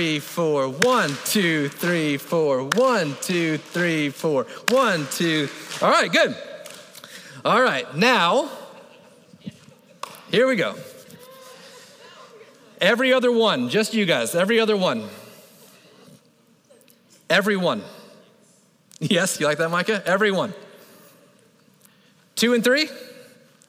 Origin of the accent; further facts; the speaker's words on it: Florida, United States; I grew up in Florida